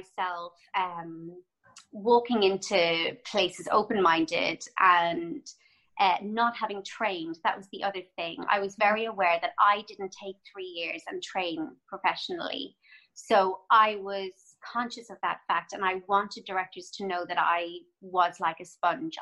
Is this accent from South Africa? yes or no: no; Cork, Munster, Ireland; moved away as an adult; also born or lived in Dublin, Ireland / London, United Kingdom / Toronto, Canada; I grew up in Cork